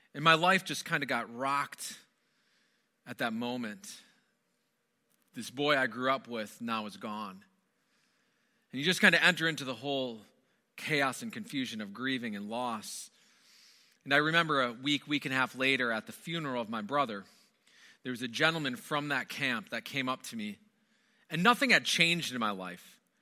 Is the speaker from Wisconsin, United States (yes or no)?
yes; Wisconsin, United States; moved away; I'm originally from Wisconsin, born and raised in Wisconsin